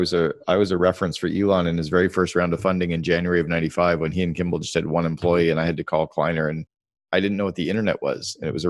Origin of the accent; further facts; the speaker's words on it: Sudbury, Ontario, Canada; Yeah, I grew up in Sudbury, up in Northern Ontario.